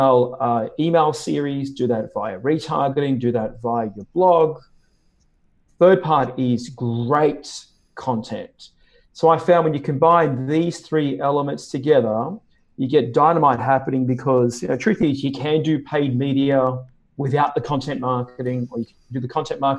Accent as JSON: {"language": "English", "town": "Sydney", "region": "New South Wales", "country": "Australia", "tie": "born or raised there", "also_born_or_lived": "New York / Chicago / Hawaii", "moved": "as an adult", "said": "Sydney, Australia is where I live and where I'm from. I was actually born here"}